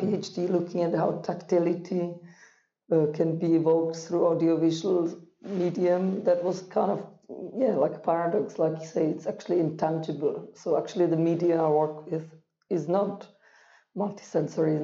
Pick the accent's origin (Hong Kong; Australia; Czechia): Czechia; Prague; growing up in Prague, in communism, in the center of Prague, right by the Charles Bridge